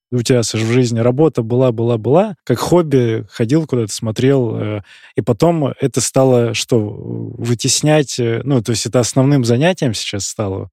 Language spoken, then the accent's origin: Russian; Barnaul, Altai Krai, Russia; я сам из Барнаула, и по Алтаю я тоже